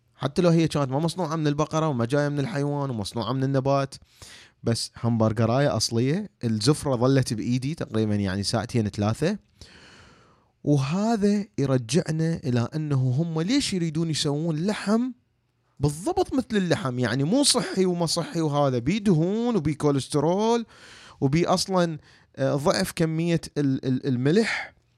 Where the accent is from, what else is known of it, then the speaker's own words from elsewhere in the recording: Iraq; احنا عندنا بالعراق